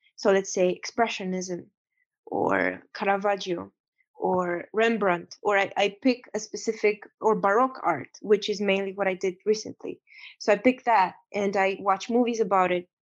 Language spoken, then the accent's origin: English; Romania; now in United States; I'm coming from Romania. I'm coming from a ex-communist country.